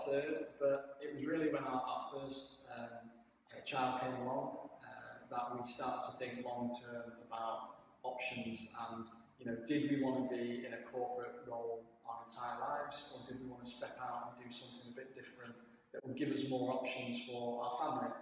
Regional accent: Woodford, North West England, United Kingdom; moved away as an adult; I grew up in the Northwest in Cheshire, just south of Manchester, a place called Woodford near Stockport

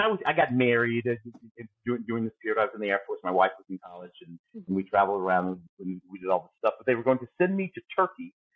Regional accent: St. Louis, Missouri, United States; moved away as an adult; also born or lived in Tennessee; now in Los Angeles, United States; I was born in Tennessee, and then we moved up to St. Louis, Midwest St. Louis

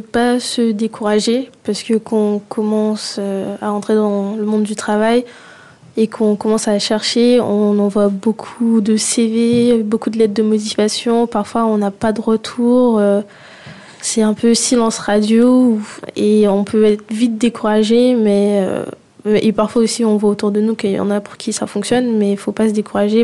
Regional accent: Guadeloupe; now in France; j'ai grandi en Guadeloupe

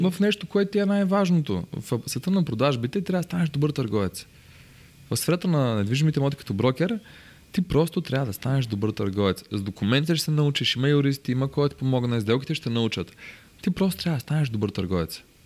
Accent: Bansko, Blagoevgrad Province, Bulgaria; аз съм от Банско

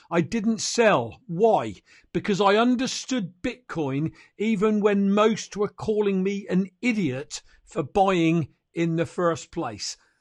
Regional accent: United Kingdom; I'm a Brit

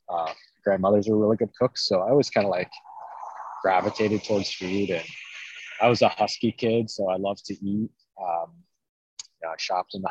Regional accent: Iowa, United States; now in Clark, United States; I'm originally from Iowa

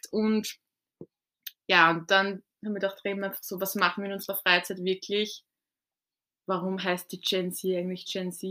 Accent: Waldviertel, Lower Austria, Austria; ich komme ja aus dem wunderschönen Waldviertel wunderschöne Region

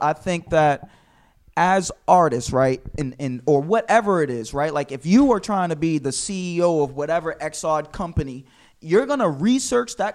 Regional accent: Boston, Massachusetts, United States; I'm from Boston, man. Born and raised

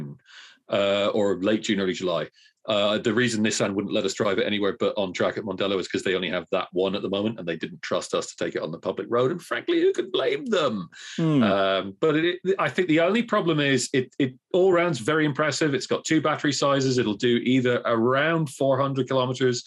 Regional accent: Cork, Munster, Ireland; I'm from Cork

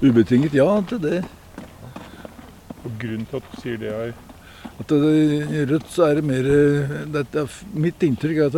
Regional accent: Northern Norway, Norway; for, for som sagt, vi er fra Nord-Norge.

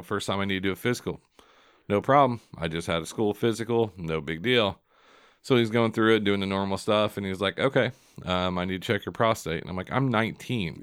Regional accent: Seymour, United States; my hometown of Seymour

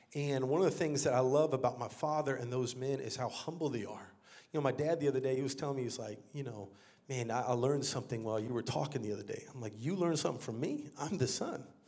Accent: San Antonio, Texas, United States; moved away as an adult; also born or lived in Dallas-Fort Worth, Texas; now in Brooklyn, New York, United States; I grew up here in Texas, actually.

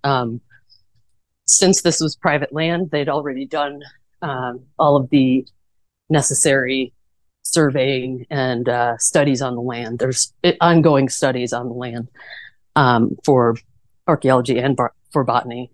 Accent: Chicago, Illinois, United States; moved away as an adult; now in Tucson, United States; I'm originally from the Chicago suburbs

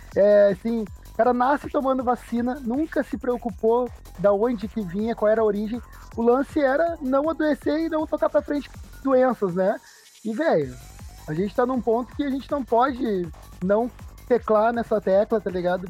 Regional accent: Porto Alegre, Rio Grande do Sul, Brazil; Sou de Porto Alegre, Rio Grande do uhum. Sul. Sempre morei, morei na capital

